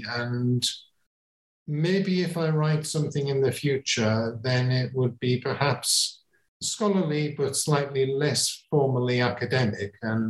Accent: England, United Kingdom; And coming at it from somebody who's not a Hindu and growing up in England, then how do I relate to that tradition?

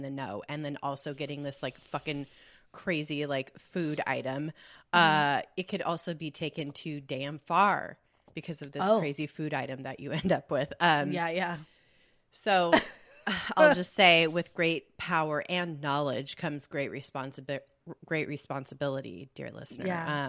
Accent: California, United States; So thinking of the good, I think being born and raised in Southern California

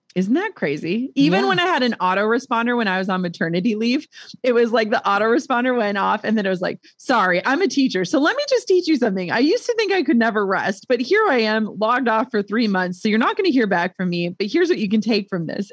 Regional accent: Minnesota, United States; we're from Minnesota

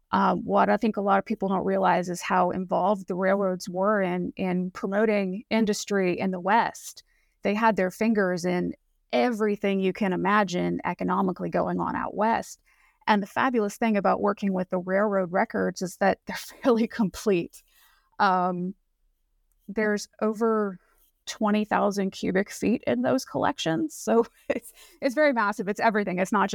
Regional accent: Saipan, Northern Mariana Islands; So I grew up in Saipan, which is a little island out in the Pacific near Guam, and we had apples in our local grocery store.

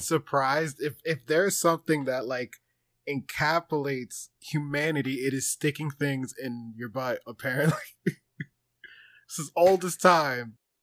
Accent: New Jersey, United States; I'm from New Jersey

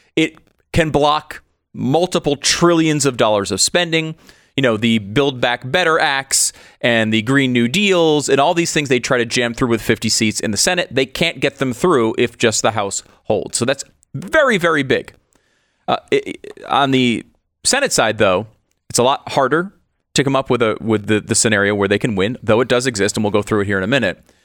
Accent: Connecticut, United States; Constitution State, I grew up in Connecticut.

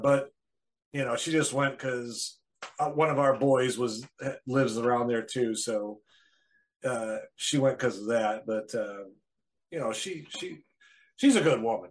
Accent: Wisconsin, United States; moved away; I'm from Wisconsin originally

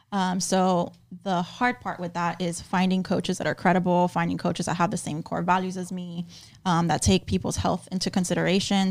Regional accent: Miami, Florida, United States; born and raised in Miami, Florida

